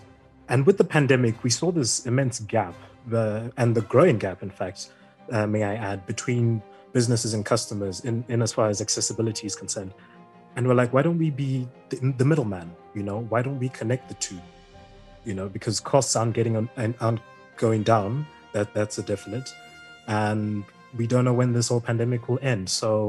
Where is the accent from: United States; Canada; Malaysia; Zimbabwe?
Zimbabwe; I come from Malaya, and I am a part of the marketing, head of the marketing team.